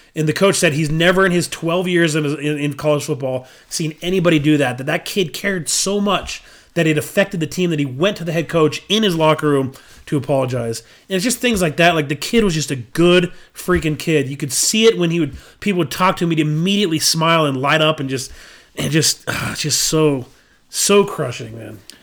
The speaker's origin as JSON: {"language": "English", "town": "Bountiful", "region": "Utah", "country": "United States", "said": "I'm from Bountiful."}